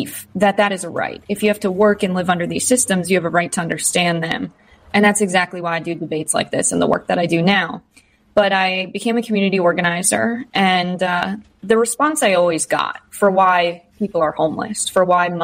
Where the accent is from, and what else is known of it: United States; born or raised there